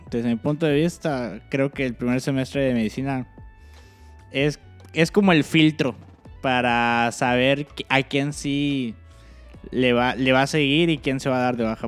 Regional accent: Cancún, Quintana Roo, Mexico; moved away; yo que soy de Cancún

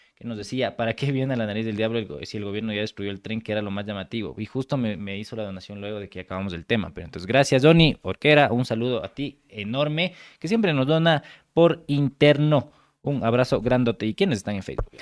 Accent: Ecuador; yo soy ecuatoriano

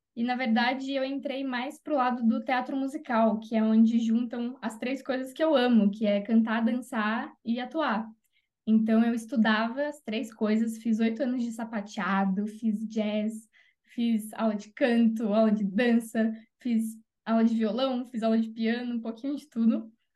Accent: Jundiaí, São Paulo, Brazil; moved away; Jundiaí, que é a minha cidade do coração, onde eu nasci, cresci

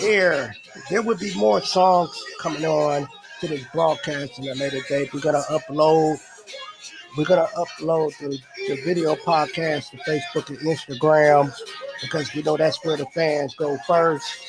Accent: Milwaukee, Wisconsin, United States; I'm from Milwaukee

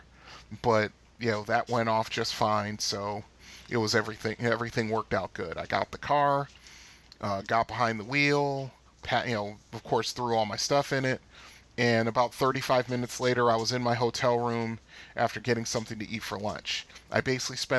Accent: Bridgeport, Connecticut, United States; moved away as an adult; now in Michigan, United States; over to the east end of Bridgeport where I used to live

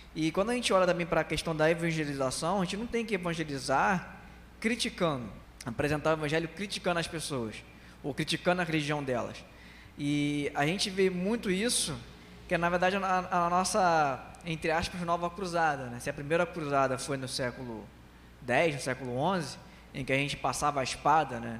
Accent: Brazil; eu sou brasileiro, tenho a cara de muçulmano.

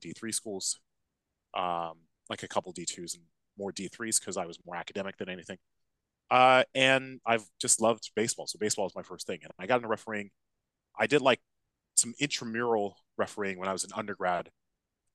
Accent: Los Angeles, California, United States; moved away as an adult; also born or lived in Bay Area, California / Davis, California; now in London, United Kingdom; I'm originally from Los Angeles

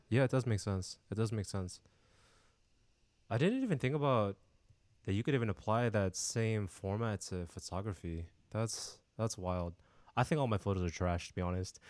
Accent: San Diego, California, United States; born and raised in, uh, sunny San Diego

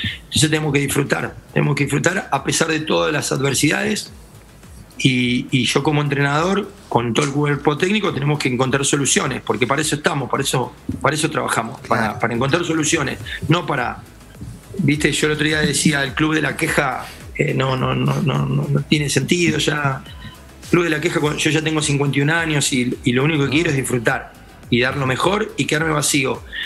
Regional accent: Argentina; soy argentino y, eh, amo mi país

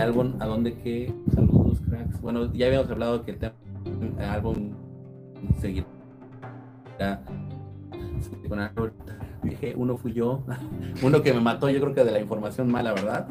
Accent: Atizapán de Zaragoza, State of Mexico, Mexico; now in Dominican Republic; Vivo en República Dominicana, pero estoy, pero soy eh, atizapense, si se puede decir.

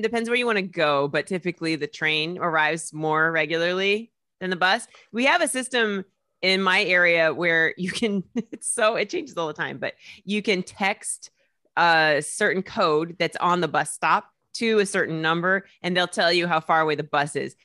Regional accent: Indianapolis, Indiana, United States; moved away as an adult; now in New York, United States; Indiana, Indianapolis, Indiana

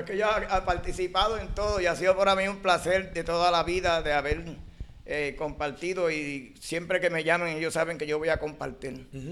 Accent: San Juan, Puerto Rico; Nací en Martín Peña, Santurce, en la 26

